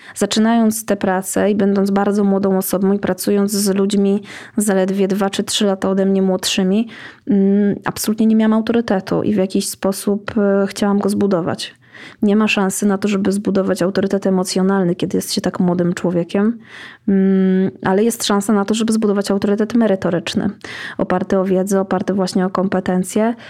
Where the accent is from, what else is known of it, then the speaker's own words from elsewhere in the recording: Iława, Warmian-Masurian Voivodeship, Poland; Urodziłam się w Iławie.